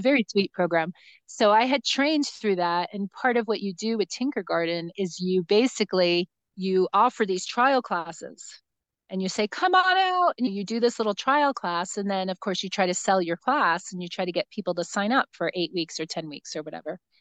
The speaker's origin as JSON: {"language": "English", "region": "New Jersey", "country": "United States", "tie": "born or raised there", "moved": "yes", "lives_now": "New Mexico, United States", "said": "I grew up in New Jersey"}